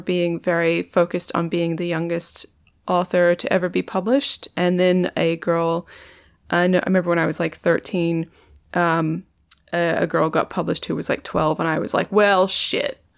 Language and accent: English; Perth, Western Australia, Australia; moved away; also born or lived in London; I'm from Perth